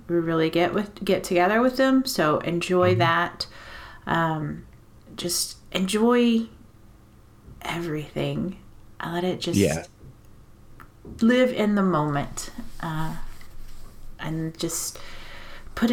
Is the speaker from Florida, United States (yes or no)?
no; Texas, United States; moved away; I'm also from Texas